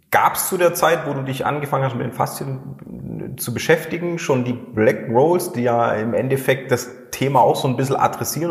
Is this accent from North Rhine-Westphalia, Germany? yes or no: no; Schorndorf, Baden-Württemberg, Germany; Da habe ich auch noch selber im Remstal gewohnt, ich bin ja in Schondorf aufgewachsen